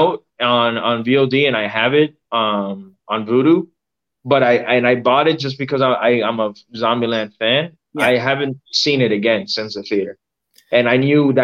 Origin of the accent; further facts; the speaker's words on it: Miami, Florida, United States; I was born and raised in Miami